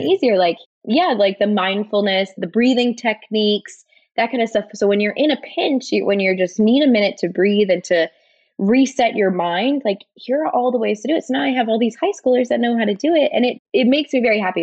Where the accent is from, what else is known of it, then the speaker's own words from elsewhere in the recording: Switzerland; now in United States; I grew up in Switzerland